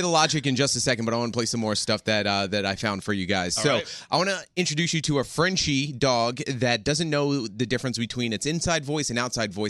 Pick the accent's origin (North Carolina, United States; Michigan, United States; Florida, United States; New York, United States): New York, United States; New York City; my hometown of Staten Island.